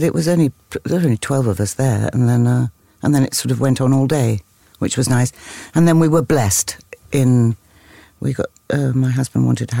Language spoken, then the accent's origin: English; London, United Kingdom; also born or lived in New York, United States; So I grew up in London.